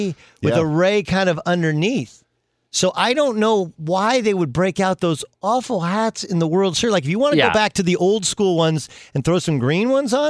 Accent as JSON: {"language": "English", "town": "Milwaukee", "region": "Wisconsin", "country": "United States", "tie": "born or raised there", "said": "And I was born in Milwaukee"}